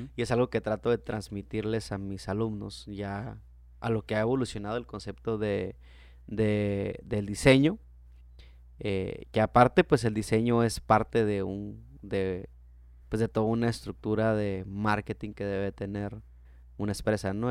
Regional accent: Mexico; yo soy nacido en México

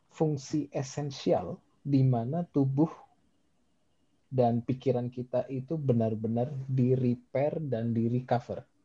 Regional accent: Yogyakarta, Special Region of Yogyakarta, Indonesia; saya berasal dari kota Jogja, kota pelajar ya

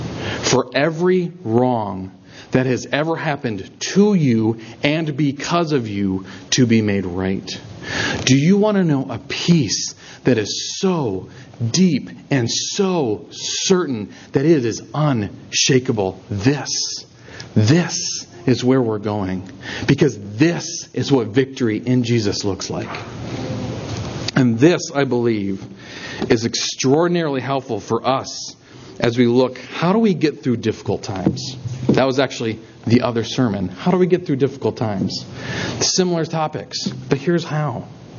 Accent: Minnesota, United States; And you go, oh, you're from Wisconsin. I'm from Minnesota. That's so great. Good Midwestern people, right?

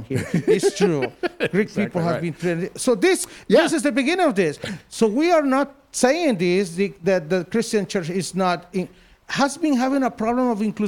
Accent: Honduras; English is a second language; moved away as an adult; also born or lived in Smithfield, North Carolina; I'm just coming from Honduras.

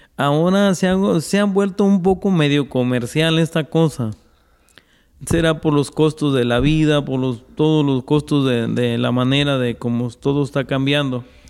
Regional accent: El Grullo, Jalisco, Mexico; moved away as an adult; now in Stockton, United States; yo soy del Grullo, Jalisco

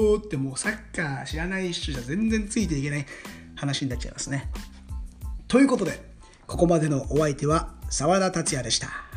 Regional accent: Hamamatsu, Shizuoka, Japan; also born or lived in Argentina / Uruguay; 帰ってからは地元浜松の本田 FC

